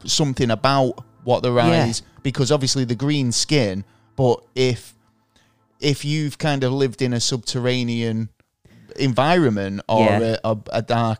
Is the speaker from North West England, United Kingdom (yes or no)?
yes; Manchester, North West England, United Kingdom; as a Mancunian